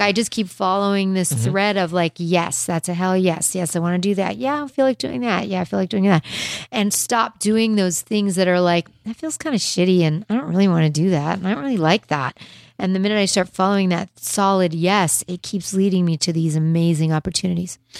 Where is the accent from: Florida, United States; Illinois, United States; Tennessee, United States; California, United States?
California, United States; Los Angeles; also born or lived in Beverly Hills; I was like a Hollywood girl